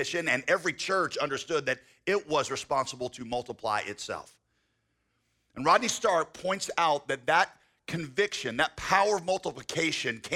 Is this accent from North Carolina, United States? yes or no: yes; Winston-Salem, North Carolina, United States; I grew up in Winston-Salem. I know what people are like in Winston-Salem